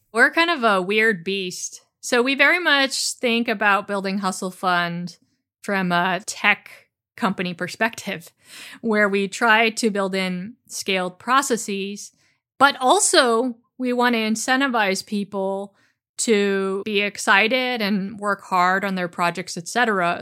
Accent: San Francisco Bay Area, California, United States; I grew up in the San Francisco Bay Area

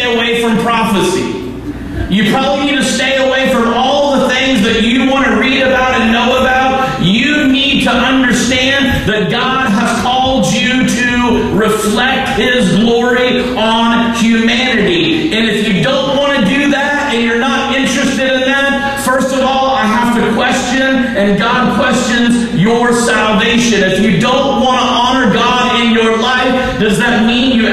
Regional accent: Texas, United States; moved away; I am from Texas.

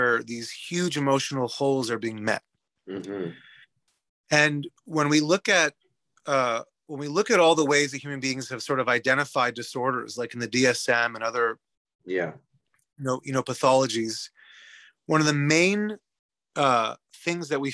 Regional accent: Canada; moved away as an adult; now in Sweden; I emigrated from Canada to Sweden 3 years ago

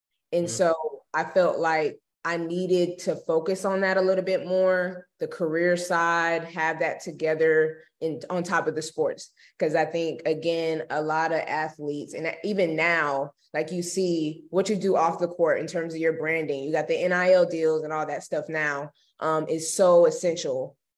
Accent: Jacksonville, Florida, United States; also born or lived in Gainesville, Florida; so I'm originally from Jacksonville, Florida. Yes. And so I pretty much was raised there majority of my life.

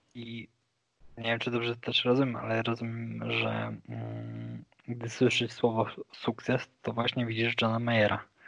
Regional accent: a town near Wrocław, Lower Silesian Voivodeship, Poland; moved away as an adult; now in Kraków, Poland; ja pochodzę z Dolnego Śląska, z mhm. miejscowości pod Wrocławiem

